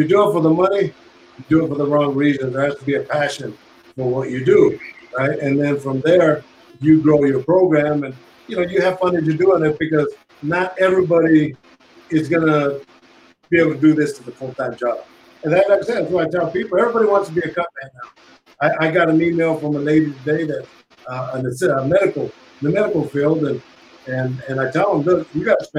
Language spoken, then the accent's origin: English; Northern California, United States; moved away as an adult; now in Las Vegas, United States; I'm from Northern California